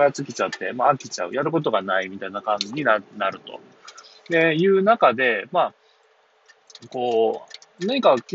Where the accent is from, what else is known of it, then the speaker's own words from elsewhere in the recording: Shimonoseki, Yamaguchi, Japan; 私の地元、豊富町に